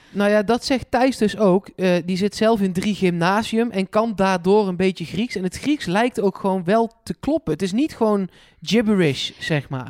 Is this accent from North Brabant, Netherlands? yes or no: yes; Eindhoven, North Brabant, Netherlands; voor mij als Eindhovenaar